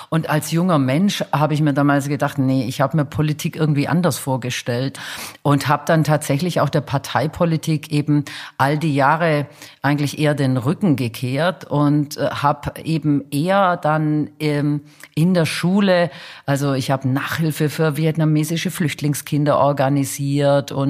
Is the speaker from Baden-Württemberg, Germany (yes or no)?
yes; Stuttgart, Baden-Württemberg, Germany; Also ähm, ich komme ja aus Stuttgart.